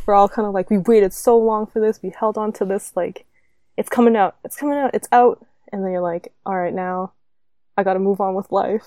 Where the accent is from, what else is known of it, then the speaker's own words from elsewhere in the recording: Canada; I'm Canadian